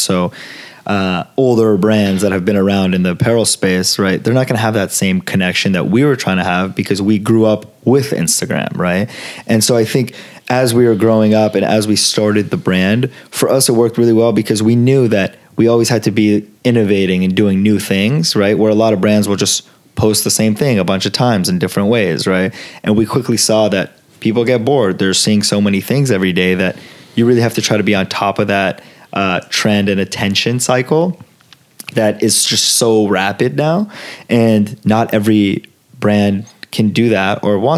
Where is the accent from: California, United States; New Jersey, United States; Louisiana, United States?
California, United States; Los Angeles; first language Italian and Farsi; English is a second language; also born or lived in Florence, Italy; growing up in LA, growing up around Fairfax